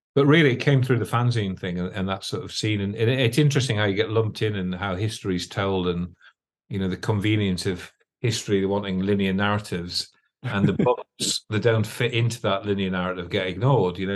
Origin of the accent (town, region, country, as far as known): Northumberland, North East England, United Kingdom; born or raised there; also born or lived in London